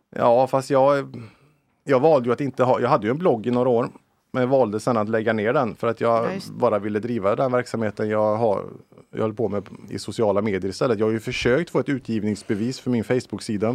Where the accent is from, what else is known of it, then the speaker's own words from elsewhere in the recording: Lilla Edet, Västra Götaland, Sweden; när jag växte upp i Lilla Edet